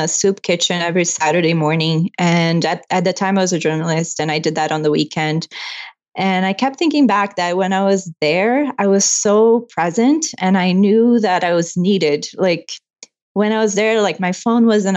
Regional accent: Brazil; English is a second language; moved away as an adult; now in Canada; I'm from Brazil. And I moved here in 2013 when I married my husband, who's from Toronto.

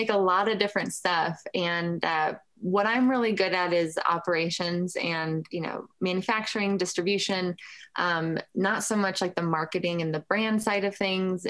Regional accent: Lafayette, Colorado, United States; started White Label in my hometown. Lafayette is a suburb of Boulder. And I went to the public schools in Boulder.

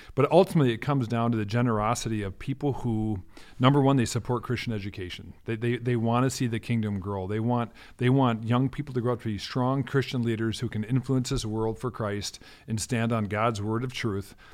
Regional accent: Minneapolis, Minnesota, United States; also born or lived in North Dakota / Denmark; I grew up in South Minneapolis, born and raised

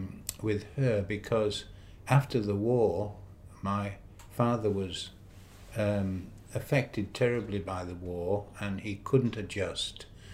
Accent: Barry, Wales, United Kingdom; also born or lived in Newport / Blackpool; now in Australia; I was born in Wales.

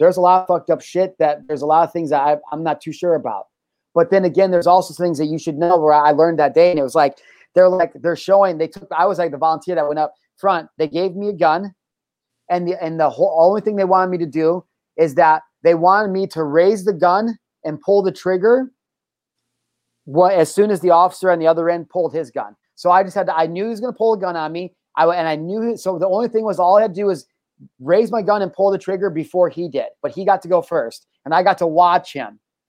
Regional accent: Midwest, United States; we're from the Midwest

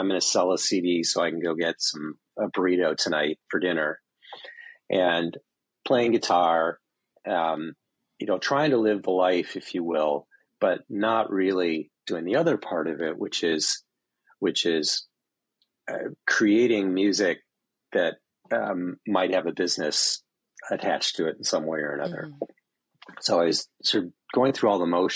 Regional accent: Northern Michigan, United States; I'm from Northern Michigan, so very sort of closeted, white, small part of the world. But we lived in a resort community

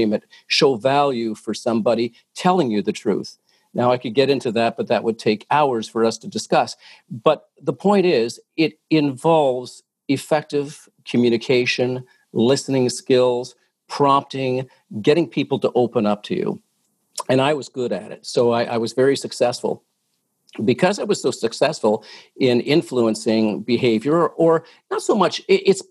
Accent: Oshawa, Ontario, Canada; now in Toronto, Canada; I was born and raised in Oshawa

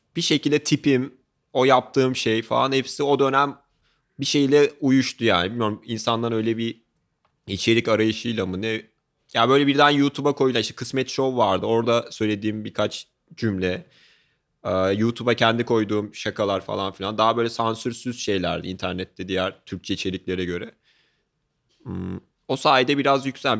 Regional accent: Ankara, Turkey; ben çok başarı şey bir dolu bir lisede büyüdüm. Ee, işte Ankara'da Gazi Anadolu Lisesi

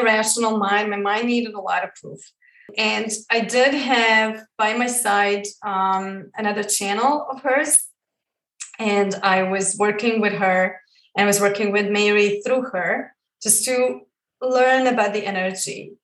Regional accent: Croatia; I grew up in Croatia, like I mentioned before, and I was brought up within the Catholic religion

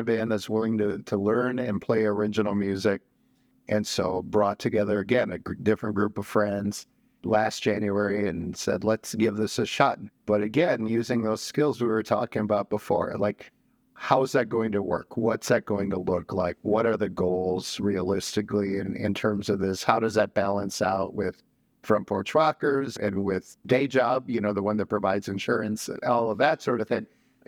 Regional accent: rural Wisconsin, United States; also born or lived in Mexico / Milwaukee, Wisconsin; So I was born in Mexico, immigrated when I was 5. Okay. And we came to rural Wisconsin, partly because neither of my parents really liked being in a city.

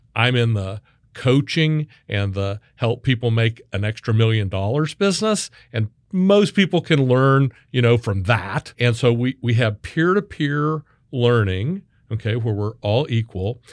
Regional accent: Wichita, Kansas, United States; now in Texas, United States; I was born and raised in Wichita, Kansas.

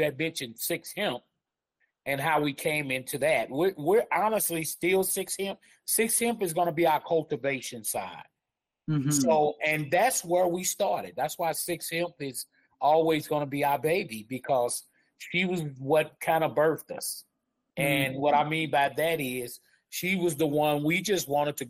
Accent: Chicago, Illinois, United States; moved away as an adult; now in Denver, United States; I came from the Midwest, Chicago, Illinois.

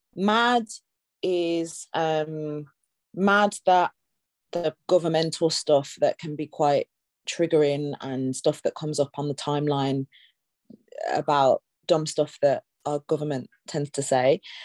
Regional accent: Birmingham, West Midlands, United Kingdom; now in London, United Kingdom; I'm from Birmingham, you know, I have lived here a long time, but I'm from Birmingham through and through

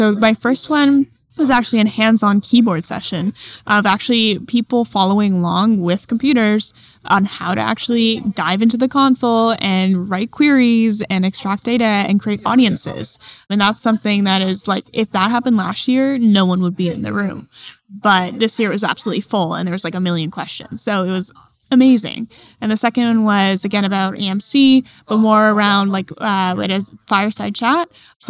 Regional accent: California, United States; I'm from California.

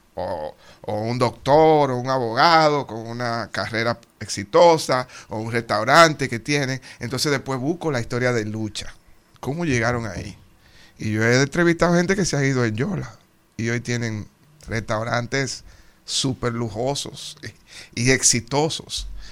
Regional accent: Dominican Republic; moved away; Los fajadores que somos y lo creativos que somos los dominicanos

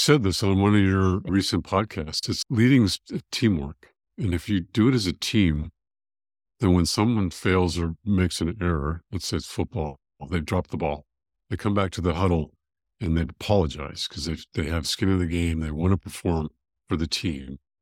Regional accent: California, United States; now in Georgia, United States; I grew up in California

